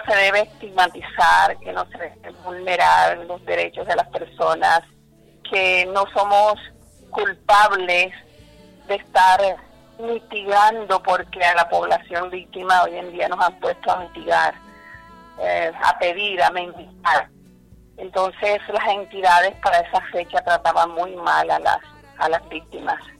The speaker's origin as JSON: {"language": "Spanish", "region": "Córdoba", "country": "Colombia", "moved": "as an adult", "said": "en mi proceso de liderazgo yo vengo de Córdoba, llegué aquí a La Guajira en el año 2000."}